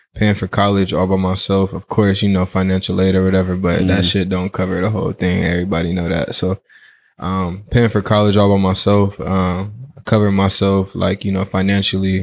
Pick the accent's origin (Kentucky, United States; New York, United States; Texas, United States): Kentucky, United States; moved away as an adult; now in California, United States; I'm from Kentucky.